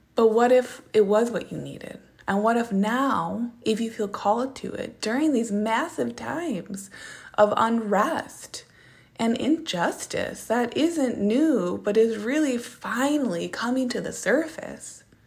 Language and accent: English; Minneapolis, Minnesota, United States; moved away; I'm from Minneapolis, Minnesota